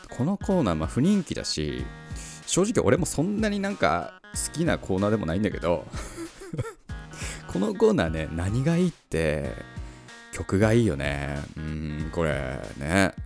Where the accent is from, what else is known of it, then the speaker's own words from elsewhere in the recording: Tohoku, Japan; 僕あ東北出身なんですけども